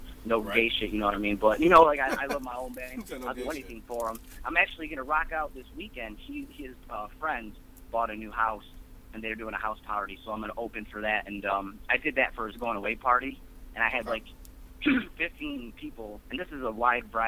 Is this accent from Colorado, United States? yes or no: no; Warren, Michigan, United States; moved away as an adult; now in Toledo, United States; I grew up around Warren, and I went to school